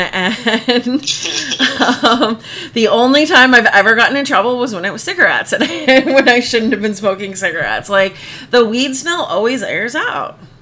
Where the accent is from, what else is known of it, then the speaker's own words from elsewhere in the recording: Phoenix, Arizona, United States; moved away as an adult; also born or lived in Arlington, Massachusetts / Boston area; growing up in the Phoenix area